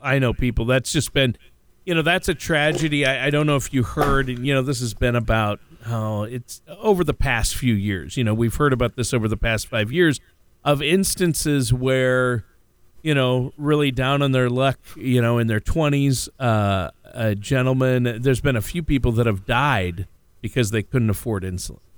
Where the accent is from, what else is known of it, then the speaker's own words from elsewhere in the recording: Minnesota, United States; also born or lived in Los Angeles; now in Tennessee, United States; I grew up in Minnesota, and then I lived in L A for a while